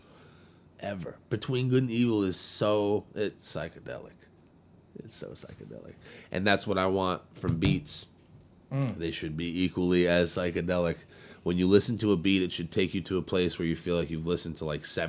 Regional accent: Seal Beach, California, United States; I grew up in Seal Beach

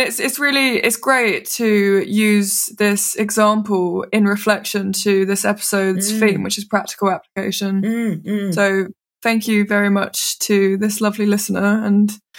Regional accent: London, United Kingdom; moved away; we grew up in London, and I don't know if it's because now I don't live in London

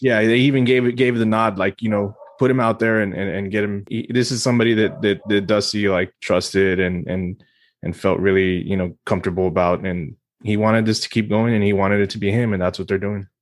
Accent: Texas, United States; As a Texan

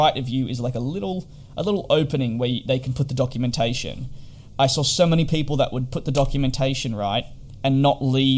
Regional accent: Australia; moved away as an adult; also born or lived in United Kingdom; I'm actually Australian

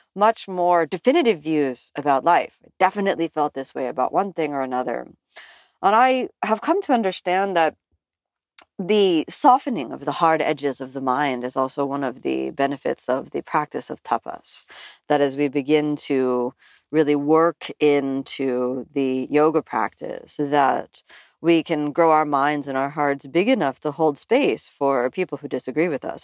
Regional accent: Miami, Florida, United States; I come from Miami in the U S

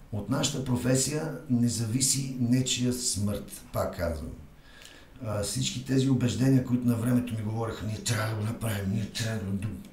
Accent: Bulgaria; уж сме българи, но сме европейци

